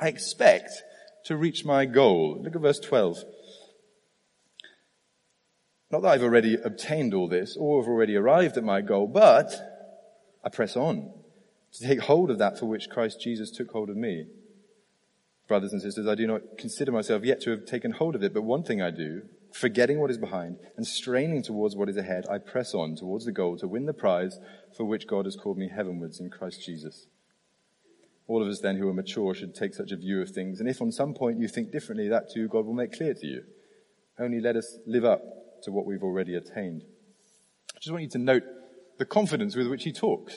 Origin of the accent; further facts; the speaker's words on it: United Kingdom; I'm British